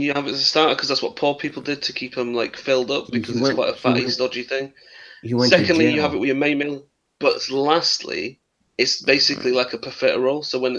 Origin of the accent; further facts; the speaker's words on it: Yorkshire and the Humber, United Kingdom; I am from Yorkshire. I am actually from the place of the pudding.